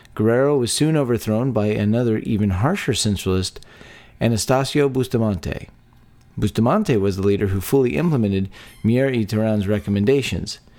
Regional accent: Texas, United States; born or raised there

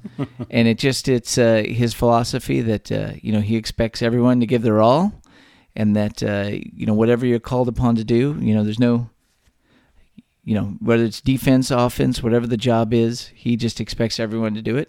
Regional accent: Texas, United States; born or raised there

